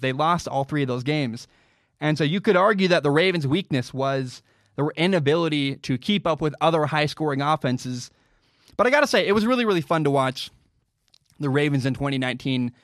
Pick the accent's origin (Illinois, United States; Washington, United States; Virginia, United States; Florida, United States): Washington, United States; my home state of Washington